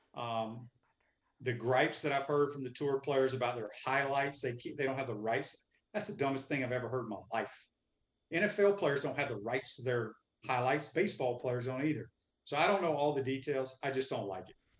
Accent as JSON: {"language": "English", "region": "Mississippi", "country": "United States", "tie": "born or raised there", "said": "I grew up in Mississippi"}